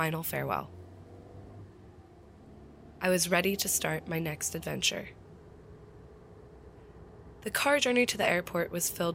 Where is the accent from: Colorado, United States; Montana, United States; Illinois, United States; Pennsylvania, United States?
Pennsylvania, United States; Philadelphia; moved away as an adult; also born or lived in Paris, France; my hometown of Philadelphia